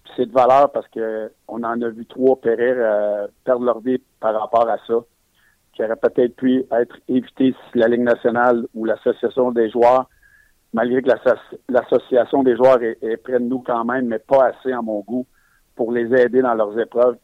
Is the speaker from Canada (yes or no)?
yes; Quebec, Canada; Je suis un Québécois